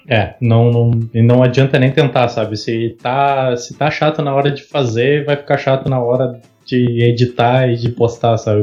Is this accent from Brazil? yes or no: yes; Pelotas, Rio Grande do Sul, Brazil; nós somos de Pelotas, no Rio Gr-, Rio Grande do Sul. É, no sul do Rio Grande do Sul